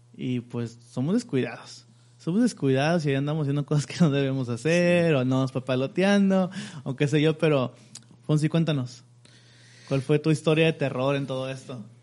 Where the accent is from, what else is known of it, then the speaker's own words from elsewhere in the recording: Mexico; somos mexicanos